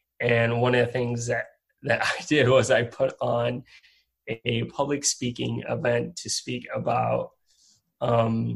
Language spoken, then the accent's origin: English; Puerto Rico; moved away as an adult; also born or lived in Rhode Island; I'm originally from Puerto Rico, and I went to college in Rhode Island.